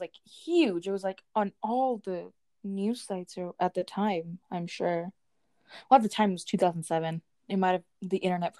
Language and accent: English; Colorado, United States; Do people know that we're from Colorado?